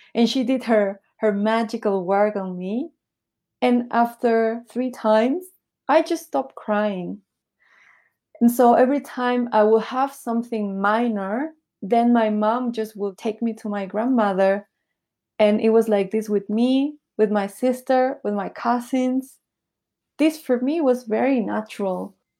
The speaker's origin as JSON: {"language": "English", "country": "Peru", "tie": "born or raised there", "also_born_or_lived": "Bolivia / Taiwan / Nicaragua", "moved": "yes", "lives_now": "Shanghai, China", "said": "when I was little, I moved to Peru. So this is where I grew up in Peru."}